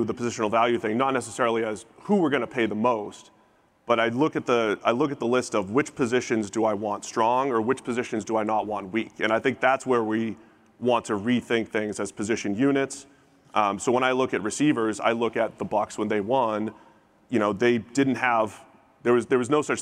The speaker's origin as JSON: {"language": "English", "town": "Cincinnati", "region": "Ohio", "country": "United States", "tie": "born or raised there", "said": "my hometown, Cincinnati"}